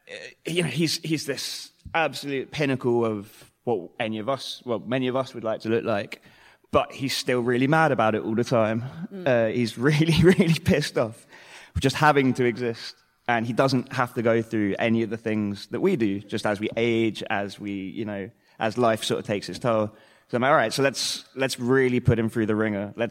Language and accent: English; Brooklyn, New York, United States; Born and raised in Brooklyn.